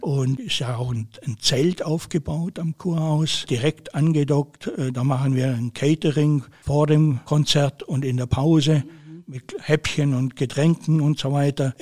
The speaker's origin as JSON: {"language": "German", "town": "Bad Wurzach", "region": "Baden-Württemberg", "country": "Germany", "tie": "born or raised there", "also_born_or_lived": "Swabian Jura / Nagold / Calw / Schongau", "moved": "as an adult", "lives_now": "Bad Wörishofen, Germany", "said": "Mein Elternhaus steht auf der Schwäbischen Alb. Alle meine Geschwister und Verwandten und alle wohnen auf der Schwäbischen Alb. Ich bin im Internat groß"}